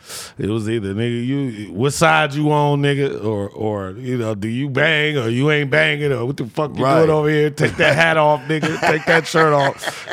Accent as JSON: {"language": "English", "town": "Detroit", "region": "Michigan", "country": "United States", "tie": "born or raised there", "also_born_or_lived": "Harlem", "said": "I was born in Detroit. I grew up basically in Detroit, but then I went to Harlem."}